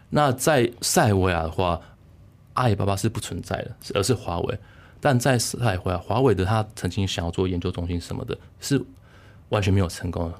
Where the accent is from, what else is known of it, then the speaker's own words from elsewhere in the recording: Taiwan; moved away as an adult; now in Germany; 台湾，我成长过程，每年都有什么地震、台风、雨灾之类之类的